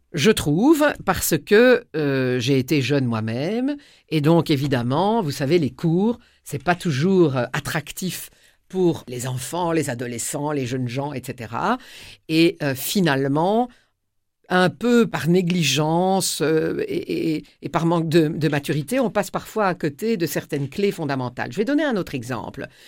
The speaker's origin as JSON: {"language": "French", "town": "Tournai", "region": "Wallonia", "country": "Belgium", "tie": "born or raised there", "said": "à Tournai, qui est ma ville natale dans laquelle euh, je vis toujours"}